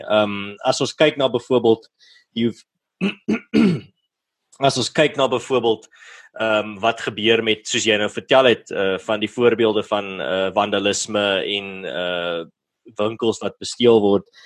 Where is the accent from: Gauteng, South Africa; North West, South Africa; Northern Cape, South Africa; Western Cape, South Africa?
Western Cape, South Africa; Malmesbury; my tuisdorp van Mamesbury